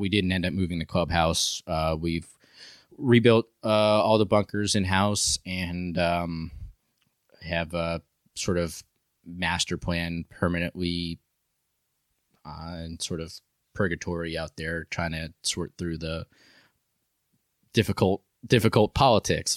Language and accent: English; New York City, New York, United States; moved away; I'm from New York